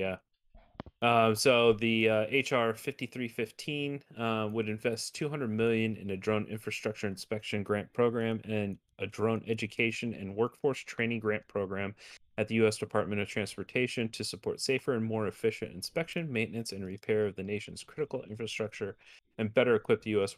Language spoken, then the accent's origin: English; Arizona, United States; my home state of Arizona